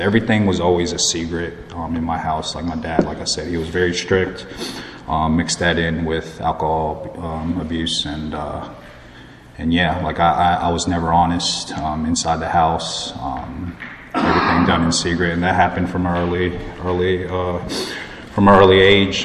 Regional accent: Plantation, Florida, United States; also born or lived in High Point, North Carolina; now in Raleigh, United States; I grew up in Florida, Plantation. It's close to Fort Lauderdale

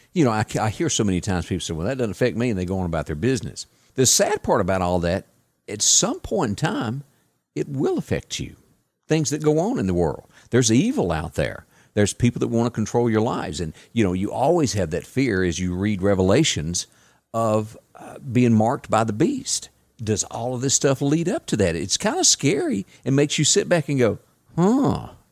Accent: Deep South, United States; I'm from the deep South, but I'm an American

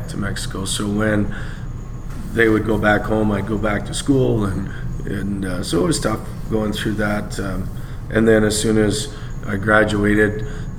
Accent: Alberta, Canada; moved away as an adult; I was coming from Alberta.

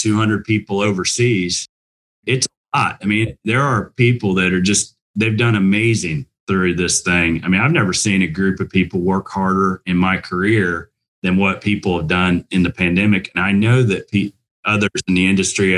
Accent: Indiana, United States; I'm a proud Hoosier. I went to Indiana University and I grew up in Indiana

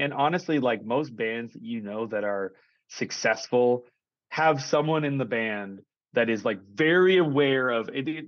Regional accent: Saskatoon, Saskatchewan, Canada; I'm from Saskatoon

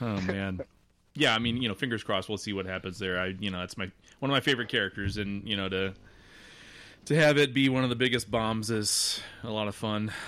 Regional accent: Nebraska, United States; I'm from Nebraska

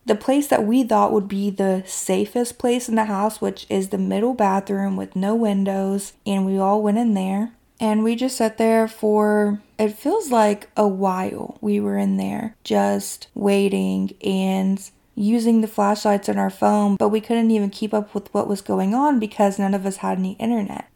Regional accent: Kentucky, United States; my hometown in Kentucky

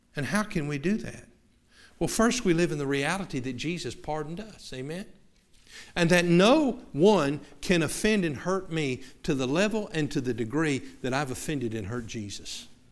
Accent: the South, United States; moved away; we're from the South

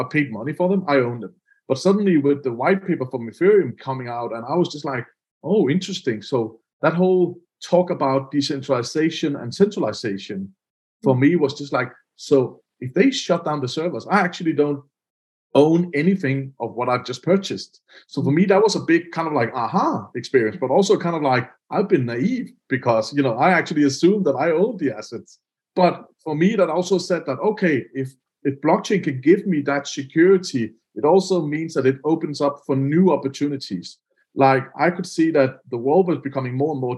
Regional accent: Denmark; I'm from Denmark

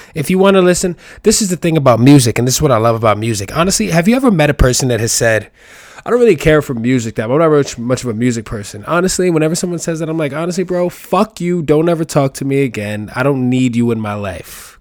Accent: New York City, New York, United States; I'm from the Bronx

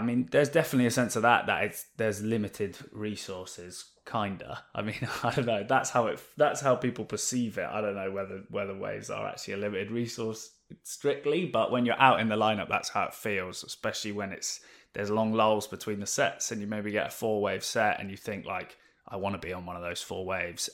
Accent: Oxfordshire, South East England, United Kingdom; also born or lived in West London; now in Newquay, United Kingdom; so I grew up in, in West London originally till I was about ten or eleven, and then we moved out to, um, a little village in Oxfordshire.

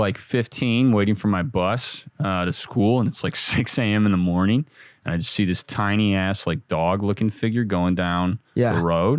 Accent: California, United States; No. I'm from Northern California.

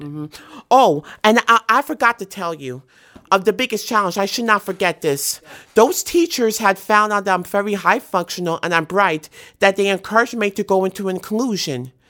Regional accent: New York City, New York, United States; most of my favorite memories of childhood is like riding on the New York City subway with my mother

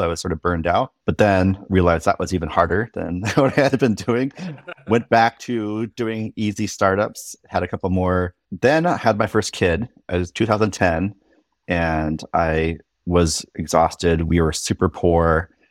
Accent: Irvine, California, United States; moved away as an adult; also born or lived in Berkeley, California / Seattle, Washington; I grew up in Southern California in Irvine.

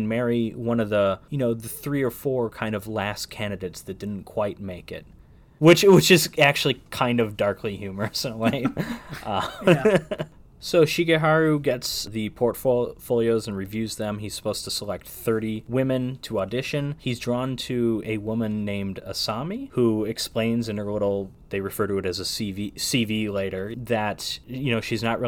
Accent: United States; as an American

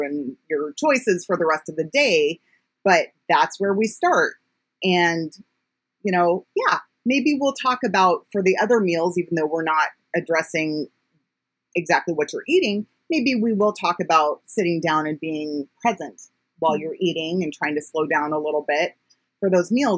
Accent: United States; as an American

